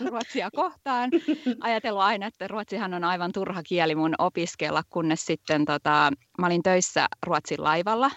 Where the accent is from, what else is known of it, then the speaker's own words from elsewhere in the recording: Vantaa, Uusimaa, Finland; moved away as an adult; also born or lived in England; now in Sweden; Mä oon Vantaalta alun perin kotoisin